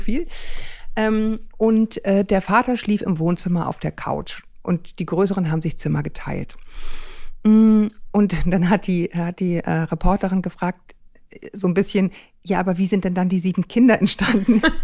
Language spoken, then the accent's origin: German; Northern Germany, Germany; bin ja auch auf dem Dorf wirklich groß geworden